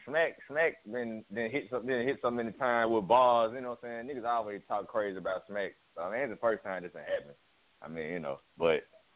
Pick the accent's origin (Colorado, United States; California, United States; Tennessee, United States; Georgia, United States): Tennessee, United States; Memphis; I ain't from North Memphis. I'm from South Memphis.